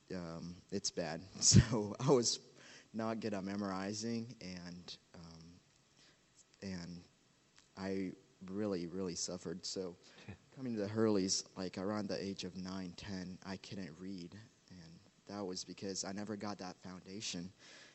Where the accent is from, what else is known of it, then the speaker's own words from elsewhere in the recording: Uganda; Growing up in Uganda as a kid